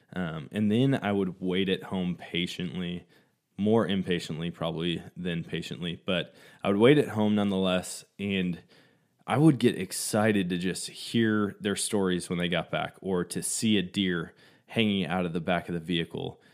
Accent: Eau Claire, Wisconsin, United States; moved away; Growing up in Wisconsin

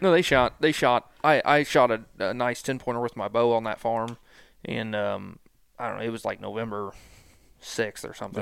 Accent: Lexington, Missouri, United States; moved away as an adult; also born or lived in Liberty, Missouri; I'm from Lexington, Missouri, born and raised there

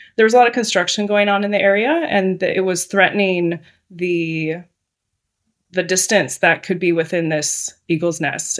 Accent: Seattle, Washington, United States; moved away as an adult; now in Southern California, United States; I am from Seattle

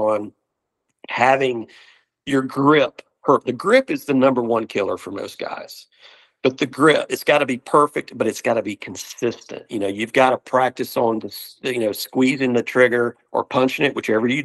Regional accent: Alabama, United States; growing up in the South

